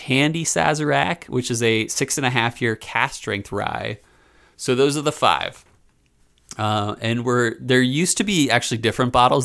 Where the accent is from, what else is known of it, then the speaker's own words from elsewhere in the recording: Philadelphia, Pennsylvania, United States; I grew up in Philly